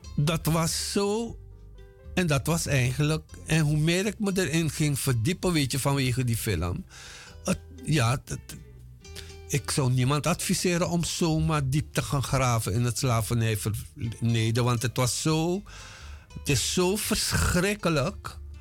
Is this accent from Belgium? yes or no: no; Paranam, Para, Suriname; moved away as an adult; also born or lived in Moengo, Suriname / Paramaribo, Suriname; now in Netherlands; ik ben in 1954 geboren op Mongo. Daar heb ik tot mijn zesde jaar gewoond. En daarna zijn we verhuisd twee jaartjes naar Paramaribo en daarna naar Paranam, waar ik gewoond heb tot mijn achttiende.